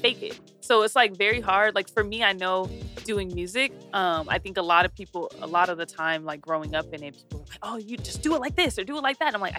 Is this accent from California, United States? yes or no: yes; San Bernardino, California, United States; growing up in the IE in general, but the Dino for sure